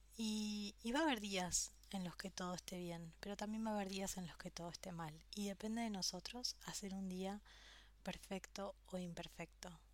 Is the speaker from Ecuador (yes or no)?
no; Argentina; also born or lived in Australia / France / Spain; now in Buenos Aires, Argentina; después volví a Argentina